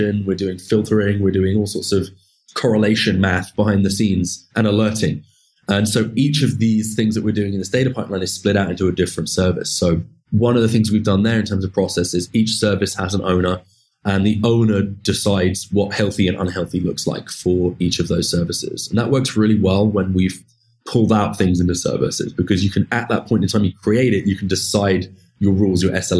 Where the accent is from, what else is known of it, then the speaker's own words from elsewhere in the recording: United Kingdom; moved away as an adult; now in San Francisco, United States; we also have an office back in my home country of the UK